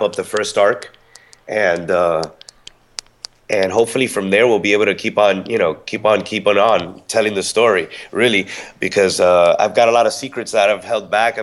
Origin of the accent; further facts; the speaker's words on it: Miami, Florida, United States; now in Tampa, United States; I'm originally from Miami, but now I reside in Tampa.